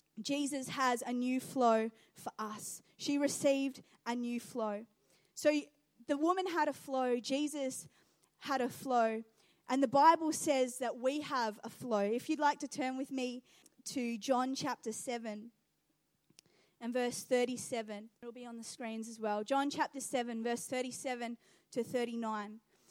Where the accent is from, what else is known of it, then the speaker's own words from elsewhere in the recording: New Zealand; When I was younger, over in New Zealand, I grew up in New Zealand, and we used to go over to our friend's house